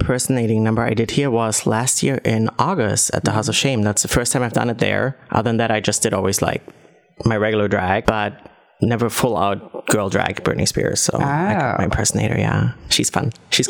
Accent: Orlando, Florida, United States; now in Berlin, Germany; Orlando, Florida.

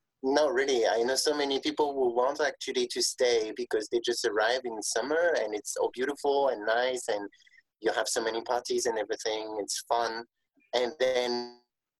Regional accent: Picardy, Hauts-de-France, France; I'm from Picardy, and so this is the region where you have all the beautiful cathedrals

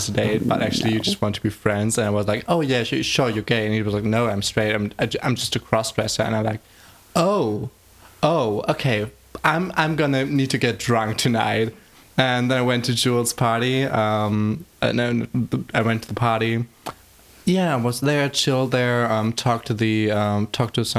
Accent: Greifswald, Mecklenburg-Vorpommern, Germany; English is a second language; moved away as an adult; now in Berlin, Germany; I'm from Greifswald, Germany, like up in the north of Germany at the Baltic Sea, little small town. And I moved to Berlin 1 year ago

